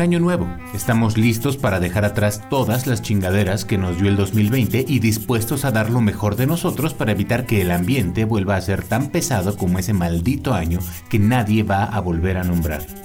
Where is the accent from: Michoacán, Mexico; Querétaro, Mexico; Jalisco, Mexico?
Querétaro, Mexico; los querétanos somos gente mocha, somos el Utah de México, somos muy conservadores